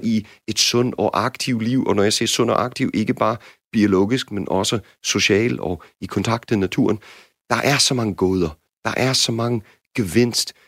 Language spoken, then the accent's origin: Danish; United States; Danish is a second language; now in Denmark; som jeg har lært som amerikaner